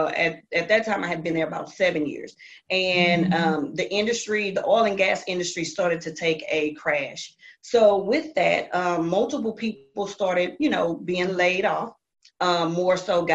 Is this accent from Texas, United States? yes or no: yes; Houston, Texas, United States; I'm from Houston, Texas